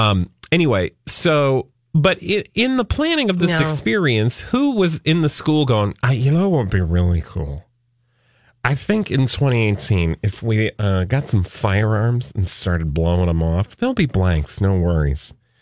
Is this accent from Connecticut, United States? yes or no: yes; Connecticut, United States; I'm from Connecticut.